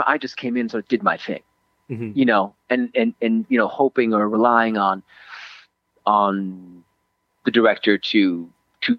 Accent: Switzerland; moved away; I grew up in Switzerland for most of my childhood and adolescence

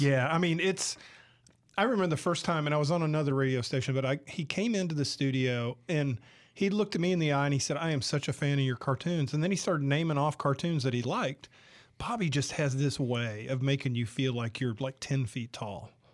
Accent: the South, United States; also born or lived in San Diego, California; now in Mississippi, United States; I'm from the South originally

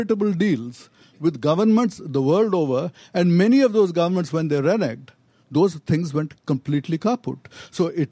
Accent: India; I'm from India

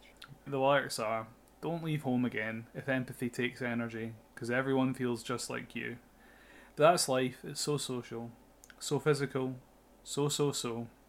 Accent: Scotland, United Kingdom; Scottish sad boy

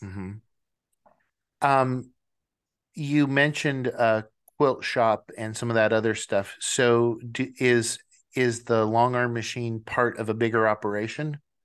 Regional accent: Washington, United States; moved away; I am originally from Washington State

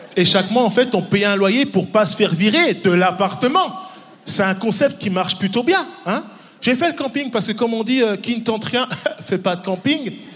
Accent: Neuchâtel, Switzerland; born or raised there; also born or lived in Democratic Republic of the Congo

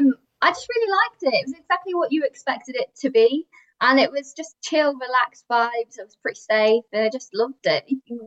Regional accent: Northwich, North West England, United Kingdom; I'm from Northwich, so Chester area.

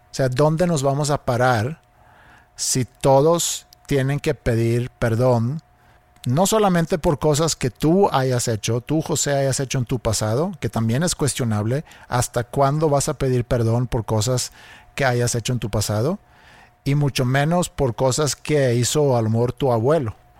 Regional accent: Sweden; siendo sueco

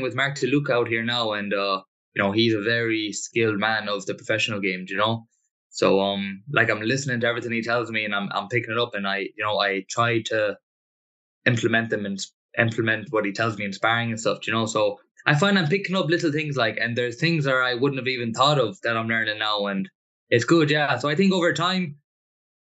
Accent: Connemara, Connacht, Ireland; moved away as an adult; also born or lived in Chicago, United States; now in Boston, United States; I was raised in Connemara.

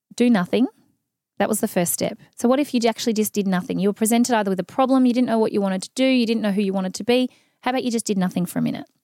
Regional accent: Mildura, Victoria, Australia; I grew up in Mildura in the country

